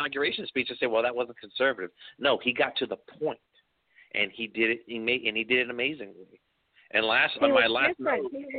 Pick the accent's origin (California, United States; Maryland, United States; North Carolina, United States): North Carolina, United States; my home state of North Carolina